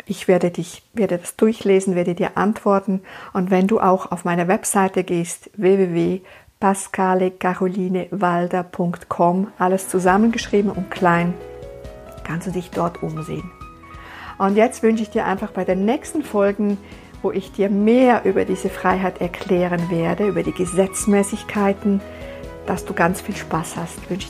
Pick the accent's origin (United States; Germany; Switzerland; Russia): Switzerland; Ich lebe in der Schweiz, ich bin Schweizerin und ich lebe da in meiner meine Praxis